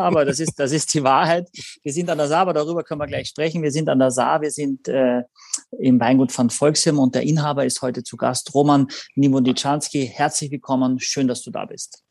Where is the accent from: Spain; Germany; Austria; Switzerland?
Austria; als Österreicher